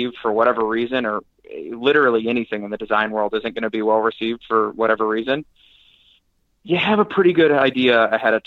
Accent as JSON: {"language": "English", "town": "Kansas City", "country": "United States", "said": "People asked me where I was from. I said Kansas City."}